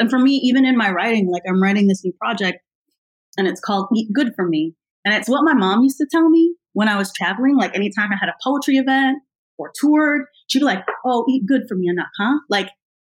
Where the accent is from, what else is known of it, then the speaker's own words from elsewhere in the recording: United States; I'm American